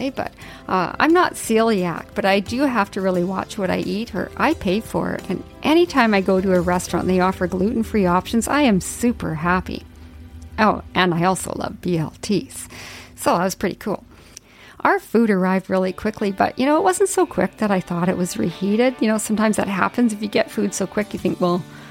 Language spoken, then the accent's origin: English; Yukon, Canada; growing up in the Yukon